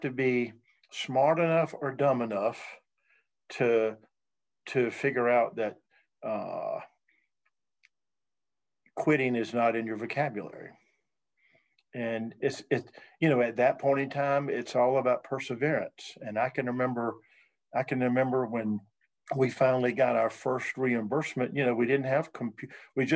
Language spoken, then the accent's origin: English; North Carolina, United States; now in Virginia, United States; I'm from North Carolina.